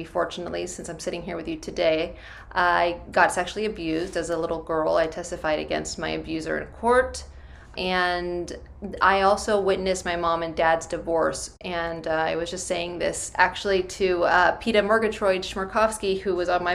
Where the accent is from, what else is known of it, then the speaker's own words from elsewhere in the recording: Bay Area, California, United States; I'm from the Bay Area. I grew up there